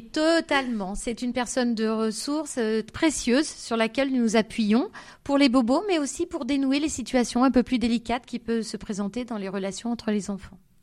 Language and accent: French; Grenoble, Auvergne-Rhône-Alpes, France; moved away as an adult; also born or lived in Brest; now in Zurich, Switzerland; J'ai grandi en France, à Grenoble essentiellement, où j'ai suivi ma scolarité